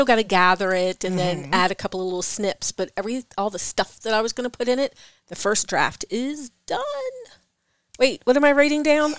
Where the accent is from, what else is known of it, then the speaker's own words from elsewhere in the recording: East Coast, United States; accent: East Coast; my East Coast accent.